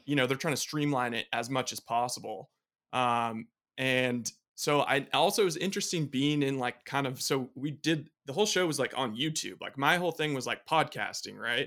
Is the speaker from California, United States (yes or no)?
yes; Bay Area, California, United States; growing up in the Bay Area